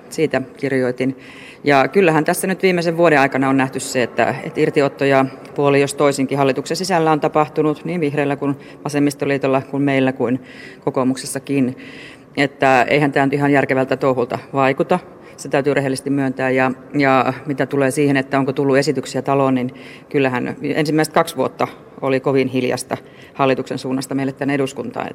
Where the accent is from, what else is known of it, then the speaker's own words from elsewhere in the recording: Eastern Finland, Finland; itse tulen Itä-Suomesta